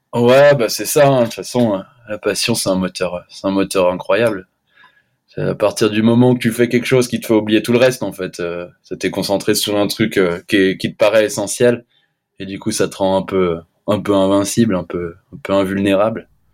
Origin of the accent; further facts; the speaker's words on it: La Clusaz, Auvergne-Rhône-Alpes, France; je suis de l'Aclusa, j'ai grandi à l'Aclusa